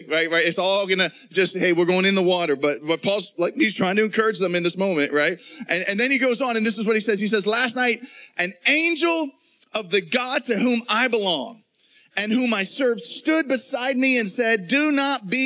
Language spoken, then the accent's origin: English; Pittsburgh, Pennsylvania, United States; moved away; When I was a junior high kid growing up, I was living in Pittsburgh at the time. We grew up in Pittsburgh